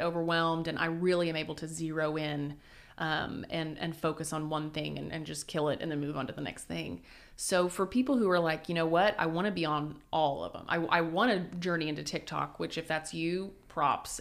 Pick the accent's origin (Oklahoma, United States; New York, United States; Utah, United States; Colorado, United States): Oklahoma, United States; Wynnewood; also born or lived in Sulphur, Oklahoma / California; now in Oklahoma City, United States; I'm originally from Winniewood, home of Tiger